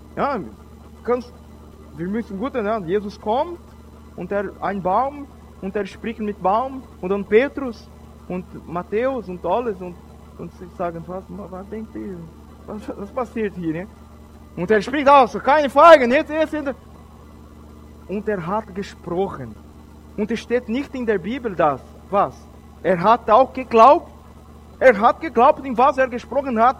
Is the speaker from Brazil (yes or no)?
yes; Brazil; German is a second language; also born or lived in Switzerland; Ich bin Brasilianer